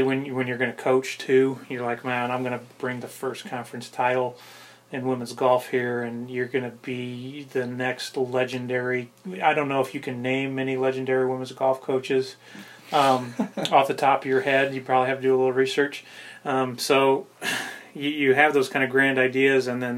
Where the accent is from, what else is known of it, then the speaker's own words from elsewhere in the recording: Northwest Indiana, United States; moved away; my hometown in Northwest Indiana